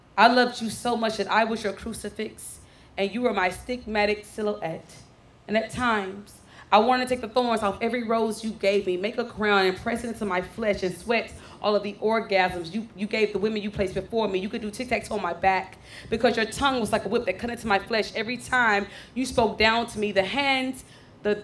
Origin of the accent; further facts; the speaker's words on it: Dallas, Texas, United States; I am born and raised in Oak Cliff